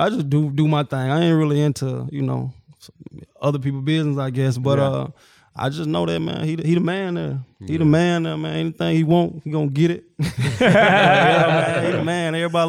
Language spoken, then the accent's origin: English; Tuscaloosa, Alabama, United States; Yeah, man, that's all you see when you're down there. I'm right in the heart of it.